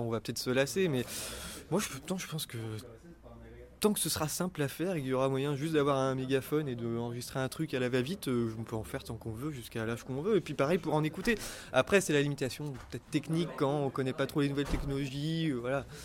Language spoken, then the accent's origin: French; Lorient, Brittany, France; now in Rennes, France; je suis originaire de Bretagne, de Lorient, mais je fais mes études à Rennes